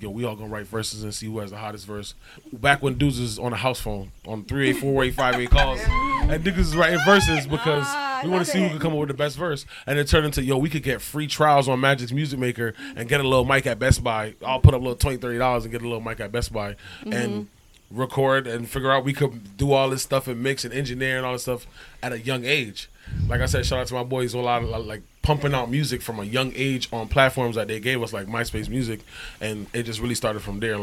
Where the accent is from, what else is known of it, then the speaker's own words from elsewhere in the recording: Jamaica; I'm Jamaican.